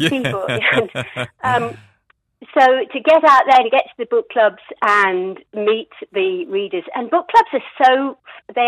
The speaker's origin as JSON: {"language": "English", "country": "United Kingdom", "also_born_or_lived": "North Yorkshire, England", "moved": "as an adult", "lives_now": "New Zealand", "said": "I was a British girl"}